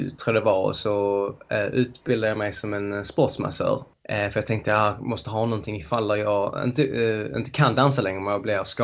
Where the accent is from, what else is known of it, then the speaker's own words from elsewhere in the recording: Löddeköpinge, Skåne, Sweden; moved away as an adult; also born or lived in Malmö; now in London, United Kingdom; som ni hör så är jag född i, i Sverige, i Skåne i, utanför Lund kan man säga, Löddeköpinge, eller ännu mindre eh, ett ställe som är mindre än Löddeköpinge. Liten